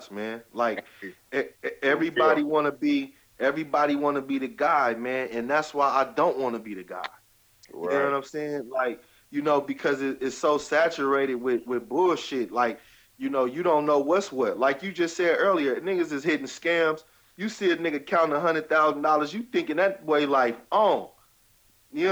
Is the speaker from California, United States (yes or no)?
yes; Richmond, California, United States; also born or lived in West Oakland; I'm from Richmond, man, from the South Side